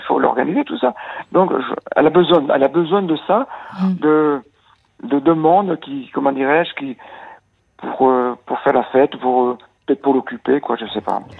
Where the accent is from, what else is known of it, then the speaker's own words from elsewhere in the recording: Nouvelle-Aquitaine, France; Je suis de l'Aquitaine